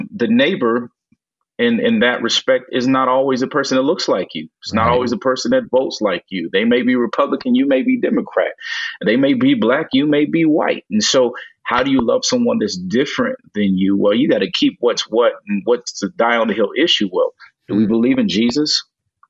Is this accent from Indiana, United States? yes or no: yes; Gary, Indiana, United States; where I grew up in Gary, Indiana